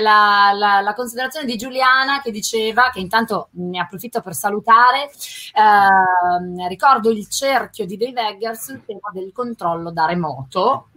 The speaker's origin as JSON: {"language": "Italian", "town": "Milan", "region": "Lombardy", "country": "Italy", "said": "io da milanese"}